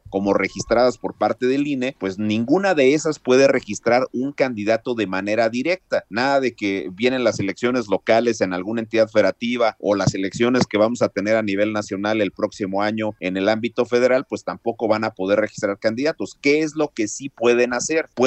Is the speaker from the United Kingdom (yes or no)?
no; Mexico; Tenemos como mexicanas y mexicanos el derecho de asociarnos en libertad siempre y cuando sea para un propósito lícito